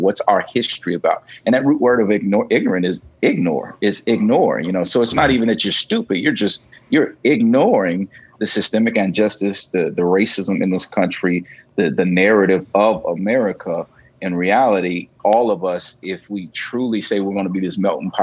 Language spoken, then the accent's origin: English; Gary, Indiana, United States; I grew up in Gary, Indiana. That's my background.